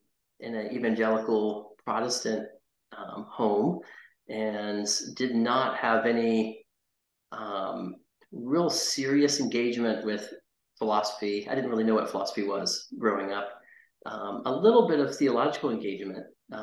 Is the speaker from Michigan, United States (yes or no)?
no; Fort Worth, Texas, United States; born there; also born or lived in North Carolina; I moved back to Texas, where I was born in Fort Worth